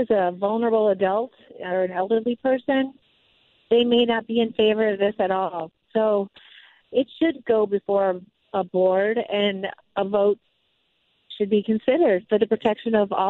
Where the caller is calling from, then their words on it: Minnesota, United States; I'm calling from the Minnesota State Fair, and I've been listening to your program.